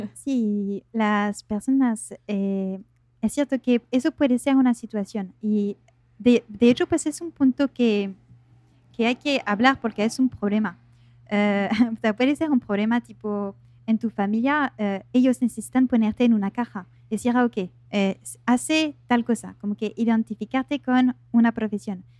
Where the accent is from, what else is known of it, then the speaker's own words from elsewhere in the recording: France; accent: French; Spanish is a second language; now in Buenos Aires, Argentina; soy de Francia, soy francesa. Eh, por eso tengo un pequeño acento